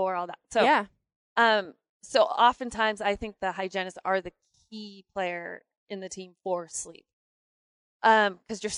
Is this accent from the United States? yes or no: yes; North Idaho, United States; I am from Idaho, but just the tip. So way just up the in tip. The north